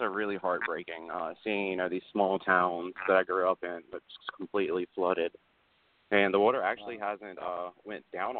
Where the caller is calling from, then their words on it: Burlington, North Carolina, United States; I'm calling from Burlington, North Carolina.